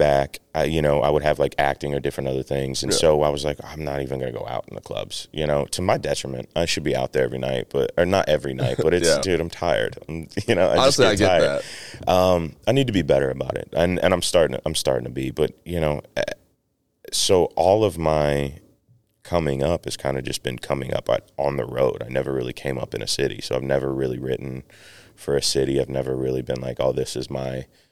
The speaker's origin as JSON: {"language": "English", "town": "Atlanta", "region": "Georgia", "country": "United States", "tie": "born or raised there", "also_born_or_lived": "Los Angeles", "moved": "as an adult", "said": "I'm from Atlanta"}